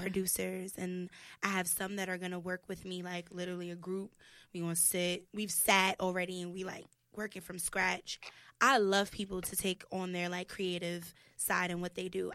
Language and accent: English; New York City, New York, United States; also born or lived in Soundview, Bronx; I grew up in Kip's Bay